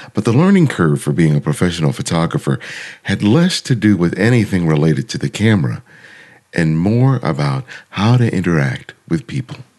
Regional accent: Los Angeles, California, United States; I grew up in South

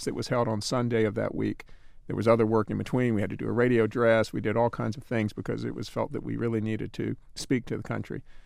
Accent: North Carolina, United States; I'm from North Carolina

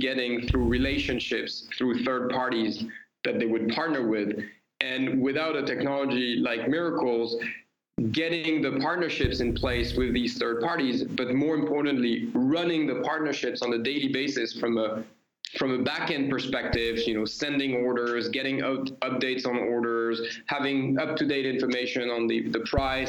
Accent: Paris, Île-de-France, France; You know, I'm French. I come from Paris.

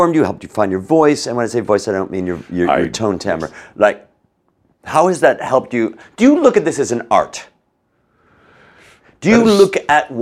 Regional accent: Chicago, Illinois, United States; born or raised there

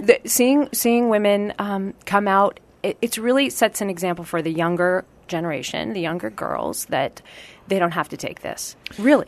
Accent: Marin County, California, United States; also born or lived in Los Angeles, California; I grew up in Marin County, California.

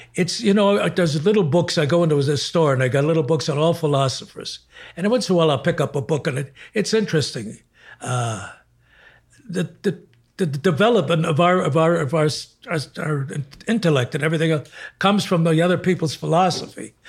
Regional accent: Chicago, Illinois, United States; moved away; I was from Chicago

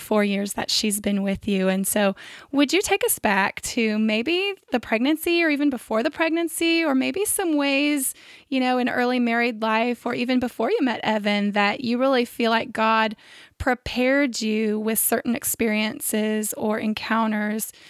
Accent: Central California, United States; moved away; Where I grew up in Central California, my parents still live in the same house that I grew up

